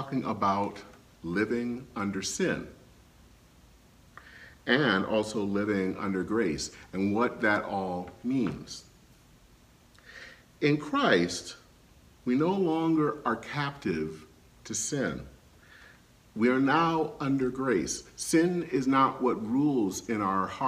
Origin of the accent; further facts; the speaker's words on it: Flint, Michigan, United States; moved away; Flint, Michigan, where I grew up